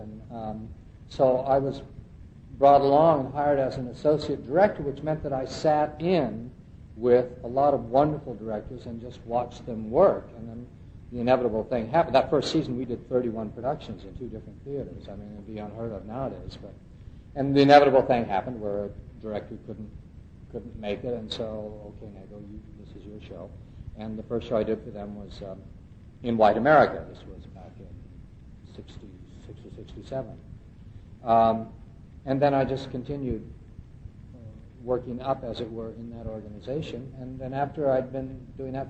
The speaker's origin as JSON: {"language": "English", "region": "West Coast", "country": "United States", "moved": "as an adult", "lives_now": "Princeton, United States", "said": "I literally grew up with the movement. I'm from the West Coast"}